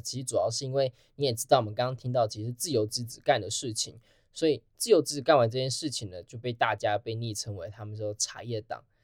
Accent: Taiwan; 那台湾又身为一个全世界唯一一个支持川普过半的国家，所以我们站的角色就很非常的微妙

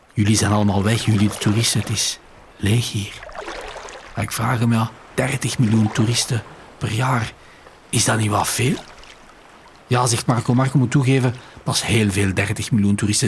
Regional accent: Flanders, Belgium; Als Vlaming

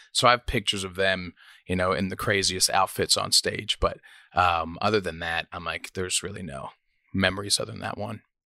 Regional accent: Toronto, Ontario, Canada; moved away as an adult; also born or lived in Nashville, United States; now in United States; I was born in Scarborough, Ontario, um, which is kind of a rough part of Toronto.

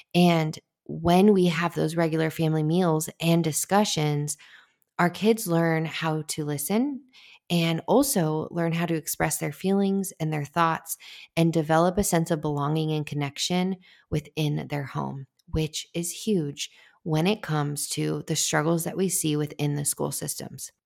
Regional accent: United States; I am all American girl

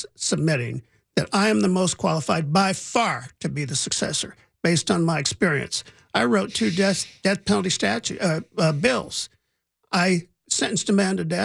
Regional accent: Indiana, United States; now in Los Angeles, United States; I grew up in Indiana in the 60s and the 70s when it was a little bit racially tense in this country.

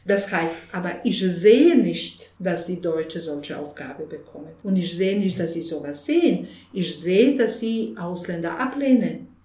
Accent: Bosnia & Herzegovina; German is a second language; now in Munich, Germany; bei uns in Bosnien

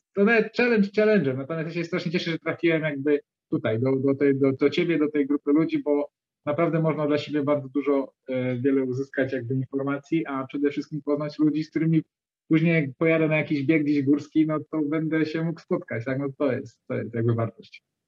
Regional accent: Dzierżoniów, Lower Silesian Voivodeship, Poland; ja z Dzierżoniowa jestem, to jest Dolnośląskie

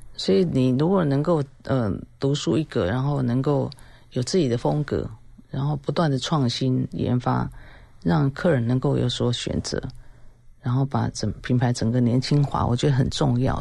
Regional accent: Taiwan; 我们台湾人

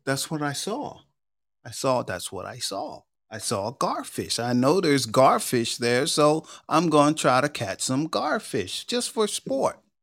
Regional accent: New York, United States; I grew up in New York

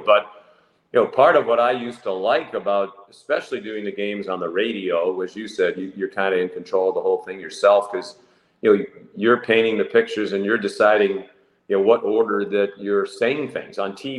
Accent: Boston, Massachusetts, United States; I grew up here in Boston in the heyday of Bobby Orr and the Boston Bruins.

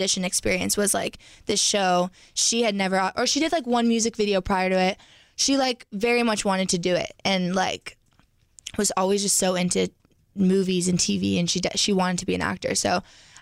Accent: Canada; moved away; we're Canadian

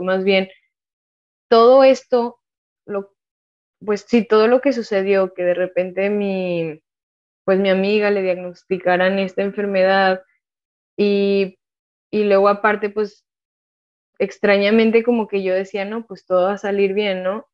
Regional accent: Monterrey, Nuevo León, Mexico; also born or lived in San Luis Potosí; yo nací en San Luis Potosí. Yo ya en... O sea, la verdad, yo soy de Monterrey. Digo más que soy de Monterrey, aunque nací en San Luis, porque realmente yo con mi familia nuclear nos fuimos a vivir a Monterrey cuando yo tenía bueno, cuando yo estaba en segundo de kinder

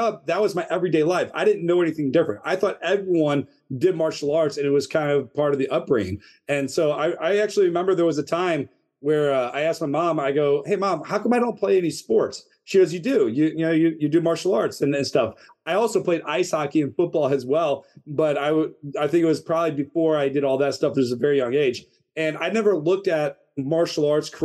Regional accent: St. Louis, Missouri, United States; moved away as an adult; now in Northern Virginia, United States; we grew up in St. Louis, Missouri.

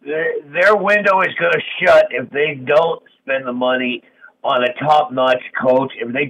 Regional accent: Brooklyn, New York, United States; Yeah, but I'm originally from Brooklyn, New York.

